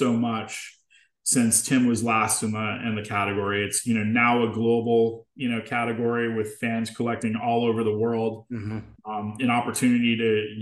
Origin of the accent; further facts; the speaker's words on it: Boston, Massachusetts, United States; moved away; I'm from Boston originally